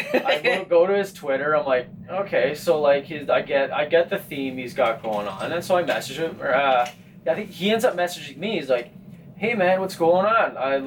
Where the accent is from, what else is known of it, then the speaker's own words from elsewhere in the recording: Winnipeg, Manitoba, Canada; We grew up in Transcona.